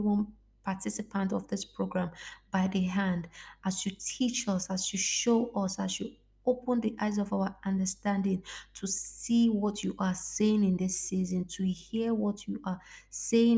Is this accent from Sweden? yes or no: no; Lagos, Nigeria; now in Italy; I am African from Nigeria, and yeah, it is not a normal thing for it to snow in the part where I live, Lagos, Nigeria, to be specific